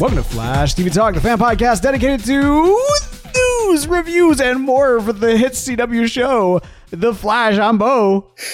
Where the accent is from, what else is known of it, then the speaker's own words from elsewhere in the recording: United States; I'm an American